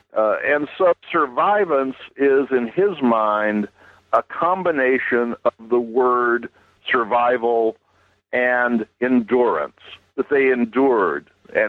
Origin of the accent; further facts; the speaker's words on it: Oklahoma, United States; also born or lived in Connecticut; now in Georgia, United States; I was born and raised in Oklahoma, and my ancestors came to what was then Indian territory through the Trail of Tears.